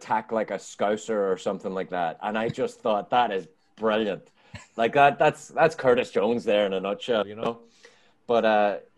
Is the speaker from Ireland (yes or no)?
yes; Ireland; now in United States; I'm Irish